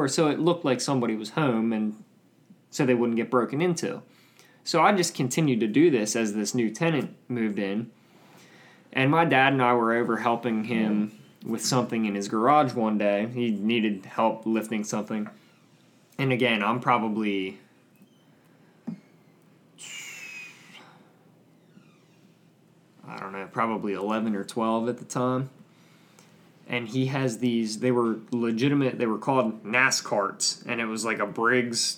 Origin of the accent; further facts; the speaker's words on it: Manheim, Pennsylvania, United States; I'm from Mannheim